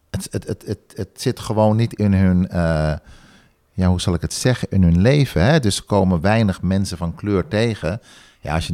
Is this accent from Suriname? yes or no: yes; Suriname; now in Netherlands; doordat ik in Nederland ben geboren, mijn jeugd in Suriname heb doorgebracht en toen weer terug ben gekomen, kan ik goed schakelen in beide samenlevingen.